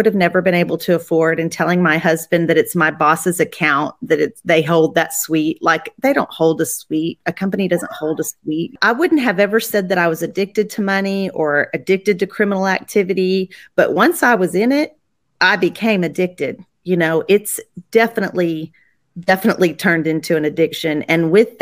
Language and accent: English; Texas, United States; also born or lived in Colorado; my parents moved me down here when I was 2. I claim that I'm a Texan